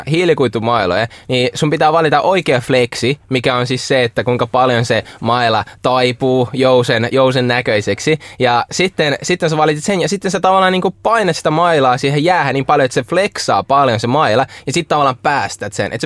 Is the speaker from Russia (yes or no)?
yes; Russia; born there; ja mä tuun, mä oon syntynyt Venäjällä ja mä pelaan jääkiekkoa